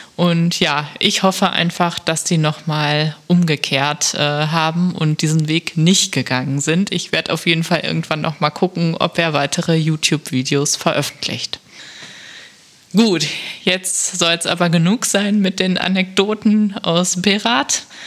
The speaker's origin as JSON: {"language": "German", "country": "Germany", "tie": "born or raised there", "said": "ein Ort, der gar nicht so weit ist von meiner Heimat"}